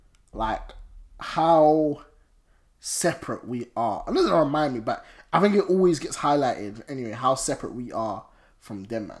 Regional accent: London, United Kingdom; I always say I'm from London.

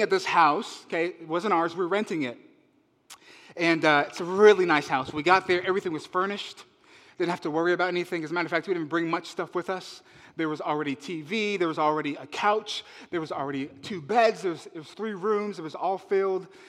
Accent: Las Vegas, Nevada, United States; moved away as an adult; also born or lived in Alameda, California; now in Oakland, United States; I'm from Vegas, okay? I'm a city boy

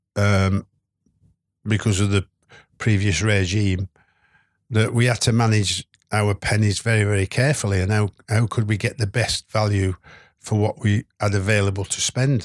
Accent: West Midlands, United Kingdom; moved away; I was born in the Midlands

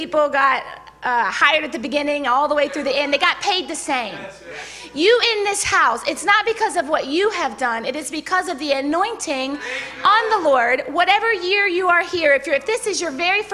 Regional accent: Baton Rouge, Louisiana, United States; I'm from Baton Rouge, so usually I would say, hey, y'all

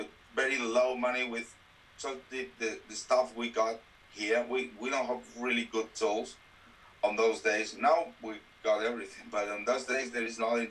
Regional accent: Valencia, Valencian Community, Spain; English is a second language; I was working in the animation business in my hometown in Valencia.

